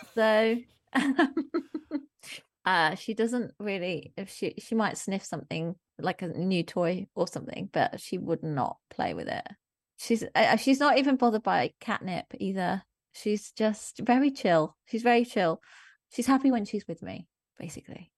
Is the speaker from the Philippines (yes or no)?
no; Germany; moved away; I grew up in Germany